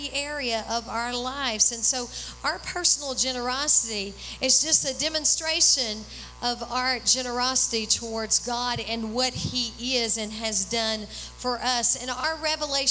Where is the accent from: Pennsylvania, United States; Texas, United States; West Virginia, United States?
Texas, United States; we're from Texas